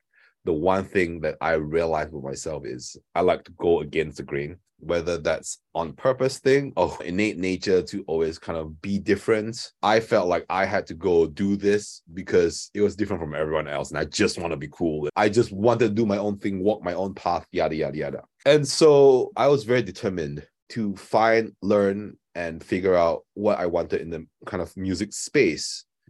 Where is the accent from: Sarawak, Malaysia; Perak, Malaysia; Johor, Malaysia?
Sarawak, Malaysia; Kuching; When we were growing up in Kuching